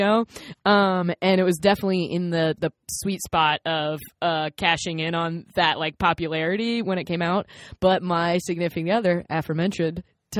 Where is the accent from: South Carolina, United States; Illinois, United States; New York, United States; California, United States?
South Carolina, United States; I'm also from South Carolina